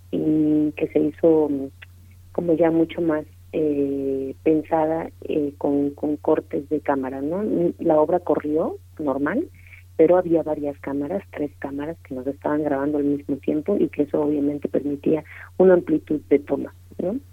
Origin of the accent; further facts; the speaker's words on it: Mexico; falsos sueños que a veces tenemos como mexicanos